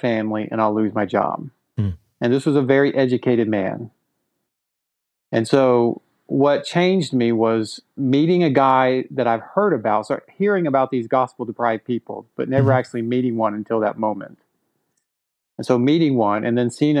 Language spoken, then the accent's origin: English; Texas, United States; growing up in Texas, because that's where I'm originally from